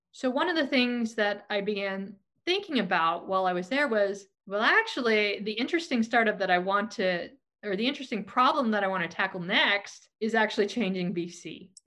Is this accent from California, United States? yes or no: yes; Silicon Valley, California, United States; born here, I was raised here, and I grew up during the dot com boom